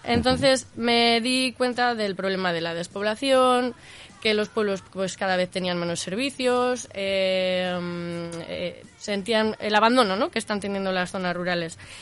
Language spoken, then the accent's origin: Spanish; Asturias, Spain; moved away as an adult; now in Zaragoza, Spain; soy eh, asturiana, yo nací en Asturias